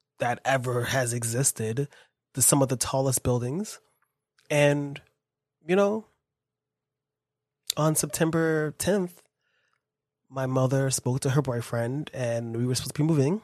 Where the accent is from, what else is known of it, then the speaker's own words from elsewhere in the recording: New York City, New York, United States; I was born in New York. I live here